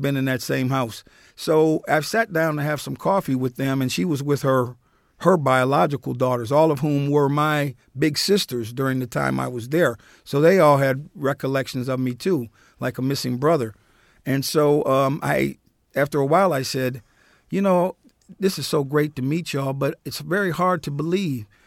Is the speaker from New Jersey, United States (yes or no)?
yes; Newark, New Jersey, United States; also born or lived in St. Joseph County, Indiana; I grew up in Newark, New Jersey